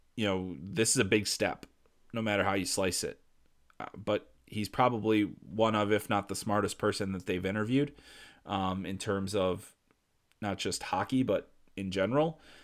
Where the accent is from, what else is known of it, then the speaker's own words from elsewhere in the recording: Chicago, Illinois, United States; I'm from Chicago. I grew up there.